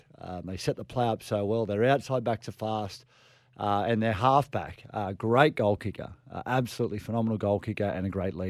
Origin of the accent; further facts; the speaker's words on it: Australia; I mean, I guess for us as an Australian team back in 2003 when it was our home World Cup, there was no real expectation put on us.